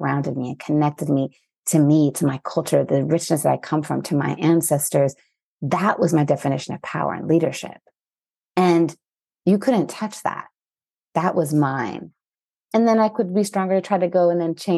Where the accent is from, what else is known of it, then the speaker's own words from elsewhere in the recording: Mexico; growing up in Mexico